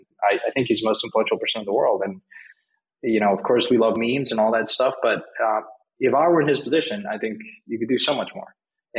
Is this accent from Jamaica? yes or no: no; Mexico; English is a second language; I'm from Mexico. I grew up there.